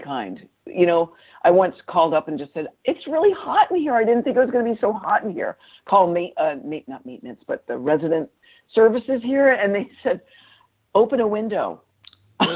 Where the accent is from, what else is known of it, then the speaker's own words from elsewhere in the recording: Newport, Rhode Island, United States; moved away; I was brought up in Newport, Rhode Island.